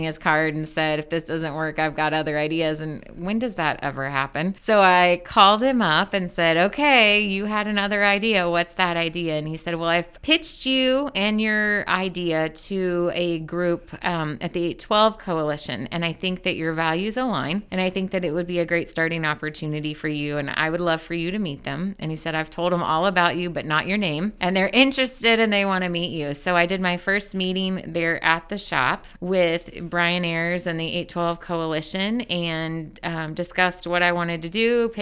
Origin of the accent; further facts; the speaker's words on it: Muncie, Indiana, United States; also born or lived in Selma, Indiana / Cowan, Indiana; I am born and raised in Muncie, Indiana